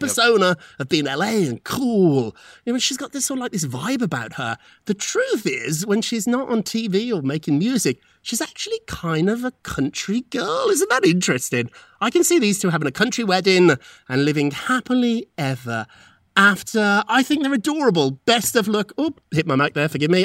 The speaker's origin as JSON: {"language": "English", "country": "United Kingdom", "tie": "born or raised there", "moved": "yes", "said": "when I was growing up in Britain"}